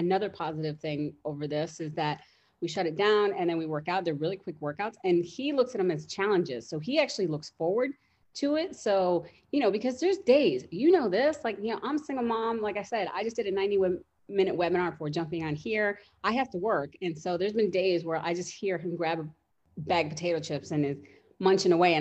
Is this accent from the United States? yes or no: yes; Chicago, Illinois, United States; now in Schaumburg, United States; I'm from Chicago, but yeah, I'm in Schaumburg